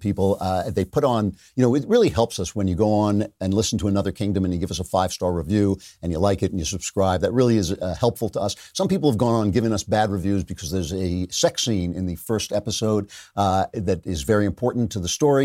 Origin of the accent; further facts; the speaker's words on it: New York, United States; I'm a New Yorker. I grew up with all these different kinds of people all around me all the time